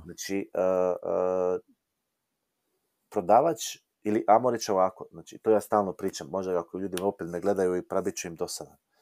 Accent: Croatia; kod nas u Hrvatskoj

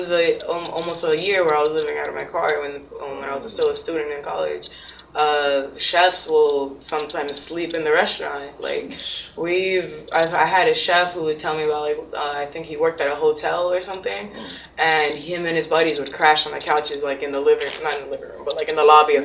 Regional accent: Broward, Florida, United States; I grew up in Broward

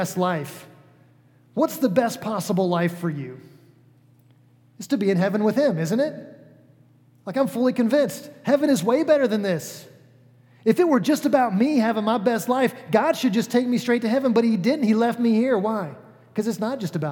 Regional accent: Atlanta, Georgia, United States; moved away as an adult; now in Cicero, Indiana, United States; I'm from the South. I grew up in Atlanta, Georgia, for the most part

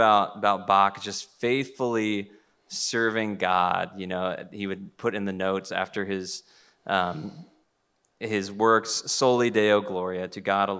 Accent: United States; I'm an American

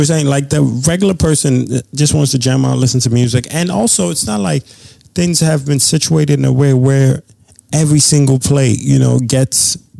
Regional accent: New York City, New York, United States; I am from the big Bronx.

